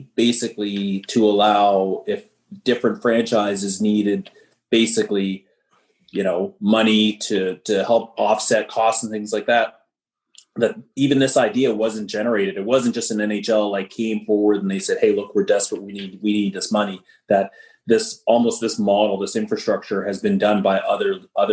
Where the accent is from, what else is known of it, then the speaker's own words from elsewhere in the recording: Canada; we're Canadians